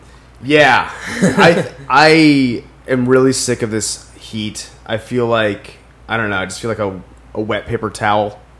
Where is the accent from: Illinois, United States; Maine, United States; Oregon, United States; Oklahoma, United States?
Maine, United States